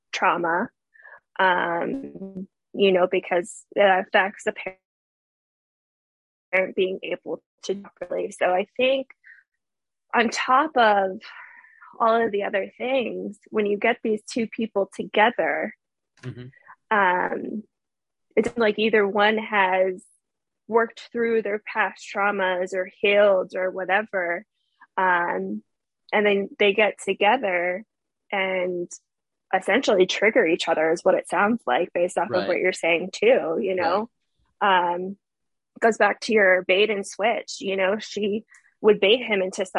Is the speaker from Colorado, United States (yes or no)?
no; Fairfax, Virginia, United States; moved away as an adult; now in Florida, United States; I am ironically from Fairfax, Virginia